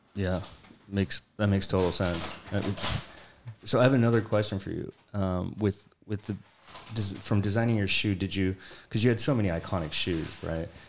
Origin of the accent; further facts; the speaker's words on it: San Diego, California, United States; I'm from San Diego